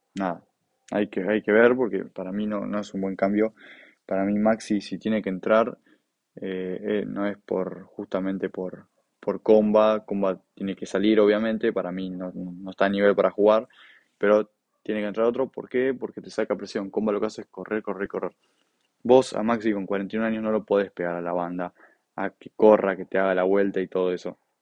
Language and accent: Spanish; Buenos Aires, Argentina; yo soy de Buenos Aires